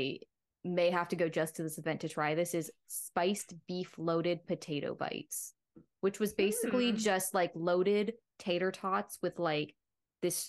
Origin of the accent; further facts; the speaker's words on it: Florida, United States; I'm a Florida native. I was born in Florida